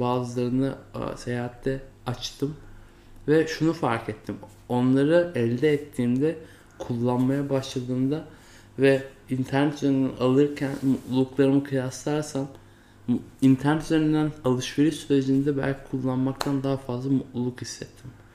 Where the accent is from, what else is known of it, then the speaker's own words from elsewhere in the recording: Turkey; first language Turkish; kendimin Türk olduğunu, işte Türkiye toplumunda doğduğumu, ana dilimin Türkçe olduğunu